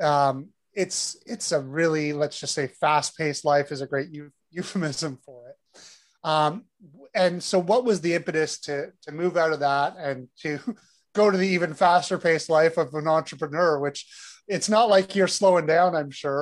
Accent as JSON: {"language": "English", "town": "Toronto", "region": "Ontario", "country": "Canada", "said": "we're both from Toronto, and I think we're very lucky to live in this city where it really is a very multicultural city, and we just grow up knowing that's just our norm"}